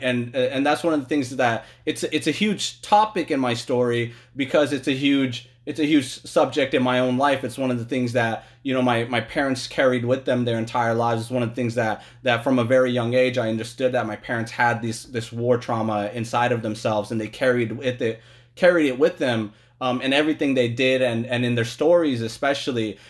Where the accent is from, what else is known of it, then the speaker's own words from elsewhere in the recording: West Sacramento, California, United States; also born or lived in Logar, Afghanistan / Kabul, Afghanistan; the Afghans that I knew and loved growing up in, in Logad and Kabul and then, and then here as well in West Sacramento